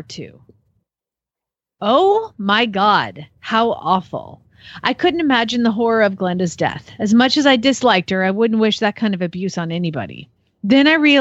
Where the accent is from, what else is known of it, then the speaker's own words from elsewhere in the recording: the South, United States; now in Phoenix, United States; I'm from the South